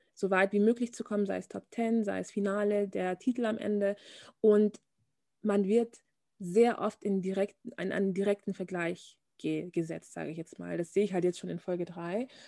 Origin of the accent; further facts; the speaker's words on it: Bavaria, Germany; also born or lived in Munich; ich komme aus Bayern